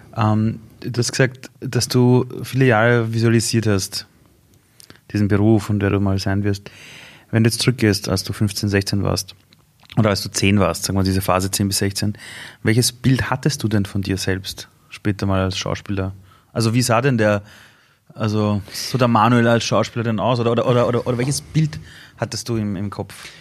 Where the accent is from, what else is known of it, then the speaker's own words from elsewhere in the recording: Vienna, Austria; bei uns in Simmering beim Fußballkäfig